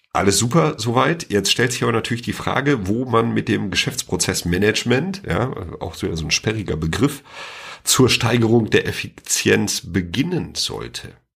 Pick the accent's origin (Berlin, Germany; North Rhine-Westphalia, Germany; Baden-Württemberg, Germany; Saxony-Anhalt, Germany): North Rhine-Westphalia, Germany; Sauerland; now in near Freiburg, Germany; komme ich ja ursprünglich aus dem Sauerland, aber ich bin nicht umsonst in die Nähe von Freiburg gezogen